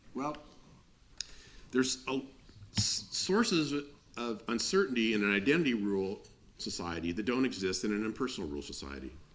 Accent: United States; i grew up in the United States

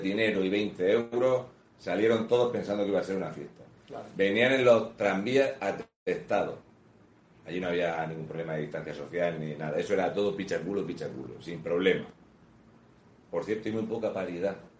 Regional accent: Region of Murcia, Spain

